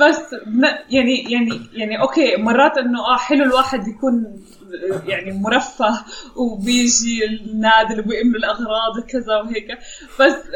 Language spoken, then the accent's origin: Arabic; Amman, Amman Governorate, Jordan; عندنا بعمان